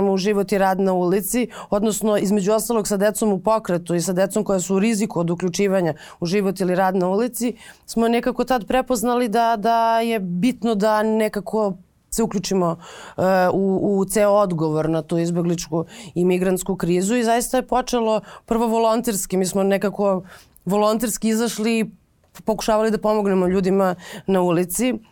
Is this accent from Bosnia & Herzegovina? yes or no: no; Serbia; kod nas u Srbiji, odnosno u Beogradu